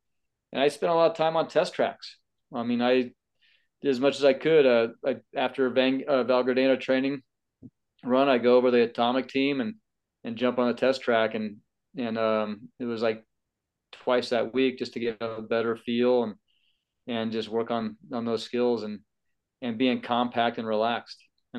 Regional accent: the West, United States; growing up in the West.

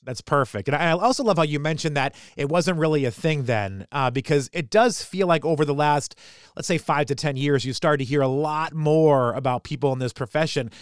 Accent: New Hampshire, United States; I'm a kid from New Hampshire

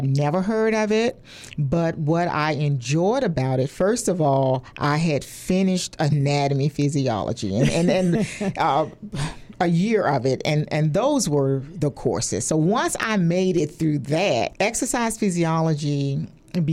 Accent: Richmond, Virginia, United States; also born or lived in Indiana / Philadelphia, Pennsylvania; I was born and raised in Richmond, Virginia

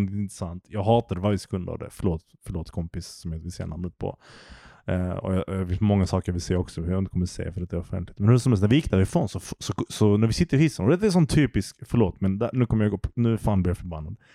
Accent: Malmö, Skåne, Sweden; jag är uppvuxen i Malmö

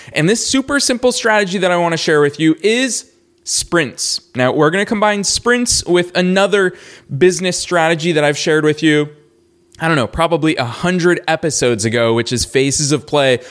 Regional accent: Boston, Massachusetts, United States; also born or lived in Los Angeles; now in Florida, United States; Growing up in Boston

